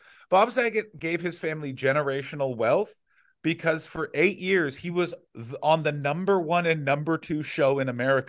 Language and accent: English; Canada; born or raised there; moved away as an adult; now in Australia